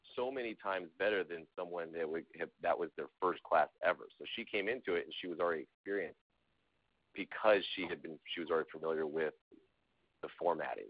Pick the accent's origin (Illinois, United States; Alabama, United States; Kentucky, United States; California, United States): California, United States; Southern; I'm from Southern California